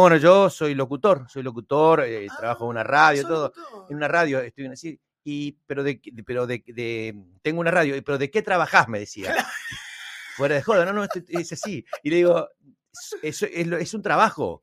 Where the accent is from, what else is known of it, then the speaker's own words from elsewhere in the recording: Argentina; yo me pongo como argentino